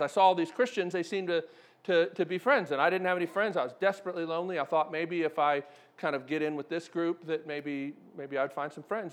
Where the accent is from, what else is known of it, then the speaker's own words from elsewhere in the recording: Maryland, United States; moved away; I grew up in Maryland